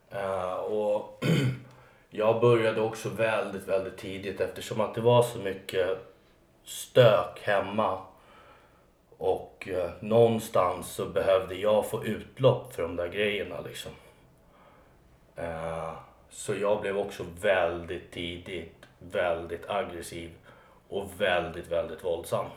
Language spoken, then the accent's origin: Swedish; Alby, Stockholm County, Sweden; jag är uppvuxen i en förort som heter Alby.